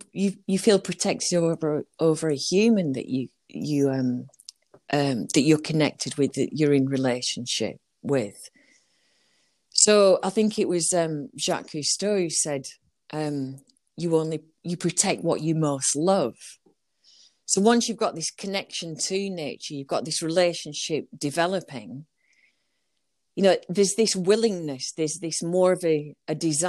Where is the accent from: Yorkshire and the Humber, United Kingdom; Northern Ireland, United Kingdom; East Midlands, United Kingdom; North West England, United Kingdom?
North West England, United Kingdom; Burnley; I'm originally from Burnley.